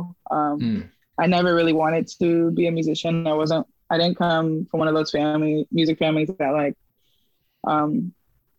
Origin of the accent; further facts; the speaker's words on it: Oakland, California, United States; now in Brooklyn, United States; I grew up in the Bay, between Oakland and New City, which is a suburb outside of Oakland